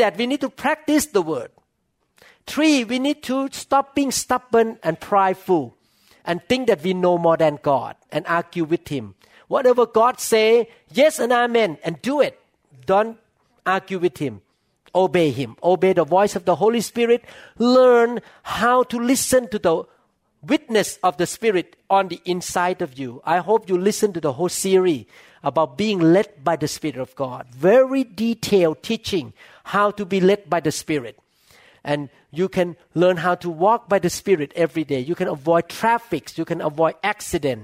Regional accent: Thailand; English is a second language; moved away as an adult; now in United States; I still look like Chinese Thai

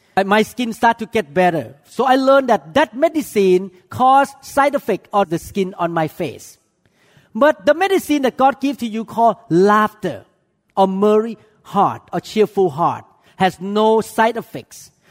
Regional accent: Thailand; moved away; I came from Chinese culture, even though I grew up in Thailand

